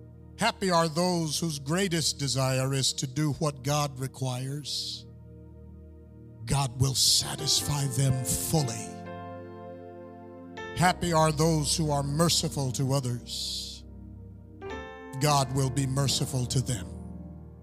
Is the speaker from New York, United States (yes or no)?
yes; Buffalo, New York, United States; my hometown of Buffalo, New York